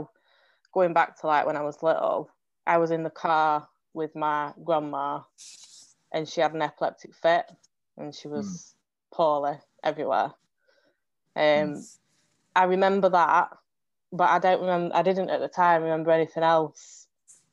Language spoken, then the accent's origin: English; England, United Kingdom; I'm from England